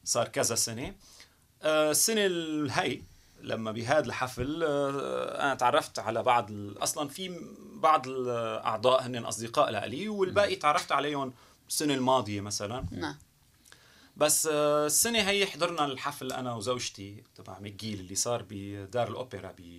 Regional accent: Syria; moved away as an adult; also born or lived in Canada; now in Montreal, Canada; انا كسوري او كمهاجر بشكل عام صرت كندي

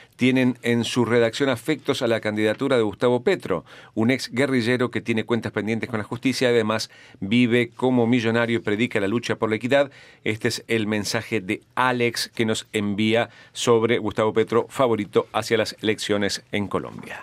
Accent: Argentina; now in Canada; nosotros somos argentinos

